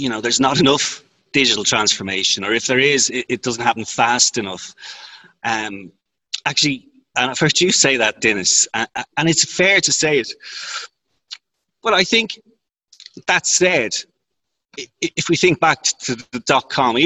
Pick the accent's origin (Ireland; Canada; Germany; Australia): Ireland; I'm from Ireland, which is a common law jurisdiction